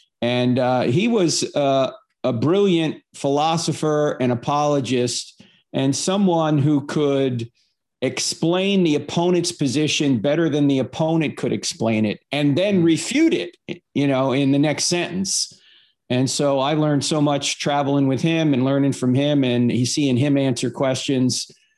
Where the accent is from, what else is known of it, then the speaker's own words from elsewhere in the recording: New Jersey, United States; Yeah, well, I grew up in New Jersey, so I was Catholic because it's the law.